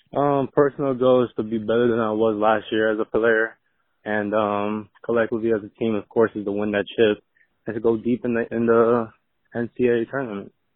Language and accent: English; Miami, Florida, United States; moved away; I'm from Miami